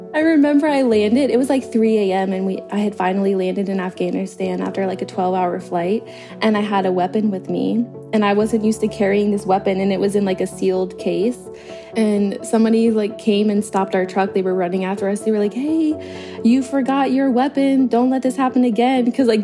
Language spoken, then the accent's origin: English; Massillon, Ohio, United States; moved away as an adult; also born or lived in Las Vegas; I'm from Massillon, Ohio. The education isn't the best. A lot of drug issues in the town and in the county in general. So just best to get out of there, you know, this small town fever.